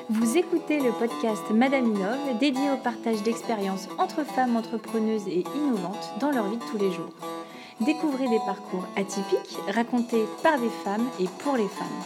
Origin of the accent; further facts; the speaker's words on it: Switzerland; also born or lived in Paris, France; je suis suisse